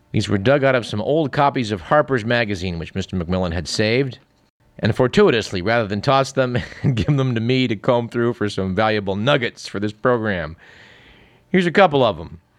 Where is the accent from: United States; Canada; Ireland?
Canada; No, I, am not American, I'm, I'm from Canada.